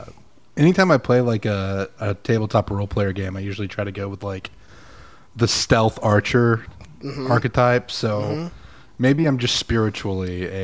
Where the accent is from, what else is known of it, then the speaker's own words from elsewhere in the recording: Texas, United States; as a Texan, I have some experience with large animals.